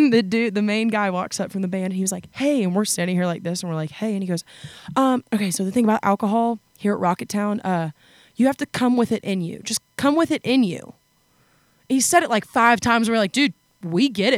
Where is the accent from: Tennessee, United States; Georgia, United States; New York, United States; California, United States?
Georgia, United States; Atlanta; also born or lived in Athens, Georgia; so I grew up in Atlanta, Georgia, like in the city of Atlanta, and then I was over in college in Athens for 5 years.